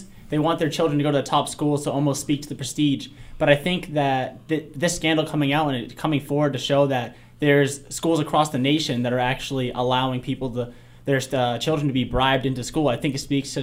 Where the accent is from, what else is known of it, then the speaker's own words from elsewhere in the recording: Gardner, Massachusetts, United States; I'm from Gardner, Massachusetts